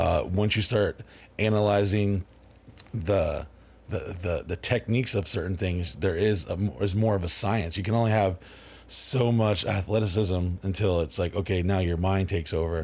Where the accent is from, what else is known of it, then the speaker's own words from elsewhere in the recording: Dallas, Texas, United States; also born or lived in New Orleans, Louisiana; now in Orlando, United States; after I was born in New Orleans, but we went to, uh, Dallas, Texas area.